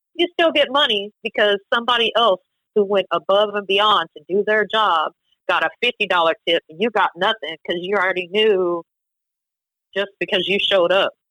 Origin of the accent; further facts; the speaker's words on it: College Station, Texas, United States; College Station, Texas